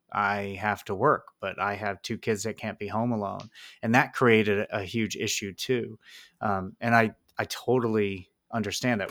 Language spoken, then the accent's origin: English; Pennsylvania, United States; I am not in your district, but, uh, I am from Pennsylvania